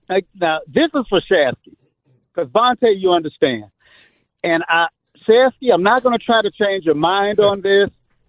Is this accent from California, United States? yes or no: no; Chicago, Illinois, United States; now in Texas, United States; I'm from Chicago, born and raised.